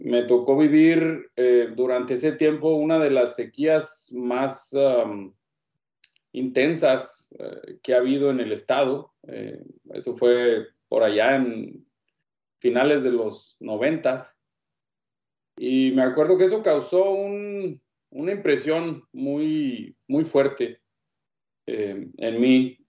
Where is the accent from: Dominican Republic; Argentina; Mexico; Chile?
Mexico; Hidalgo del Parral, Chihuahua; also born or lived in El Paso, Texas; yo soy nativo del estado de Chihuahua, soy originario de, de Parral.